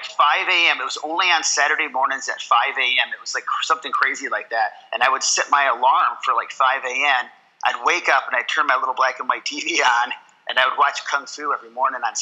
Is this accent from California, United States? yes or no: no; Watertown, New York, United States; also born or lived in Syracuse, New York; I grew up actually up in Watertown up until I was about 11 or 12 years old, and then we moved to Syracuse.